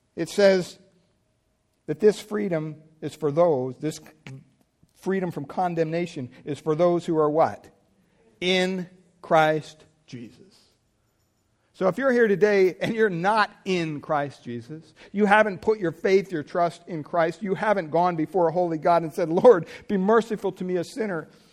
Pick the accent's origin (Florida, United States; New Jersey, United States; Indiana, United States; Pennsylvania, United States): Pennsylvania, United States; moved away; growing up in Pennsylvania, we had a gas pump on our property